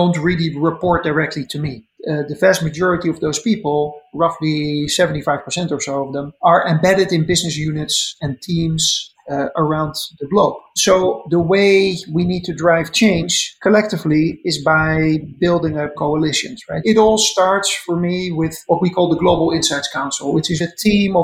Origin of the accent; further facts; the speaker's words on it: Netherlands; moved away as an adult; now in United States; I'm a Dutchman. I grew up in the Netherlands and went to university in Amsterdam.